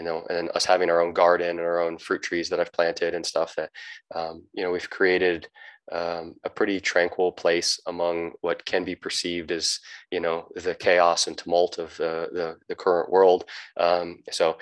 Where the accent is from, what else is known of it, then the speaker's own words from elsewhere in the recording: United States; moved away as an adult; also born or lived in Southern Baja, Mexico; now in Baja California Sur, Mexico; I'm an American